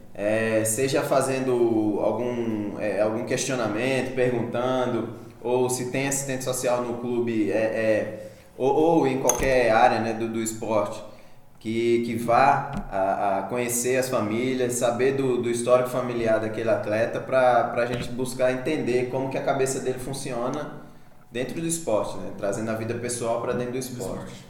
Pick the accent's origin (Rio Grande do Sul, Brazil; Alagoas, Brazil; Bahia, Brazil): Alagoas, Brazil; Maceió; now in Araxá, Brazil; eu sou, eu sou de Maceió, eu moro aqui em Araxá há quatro anos já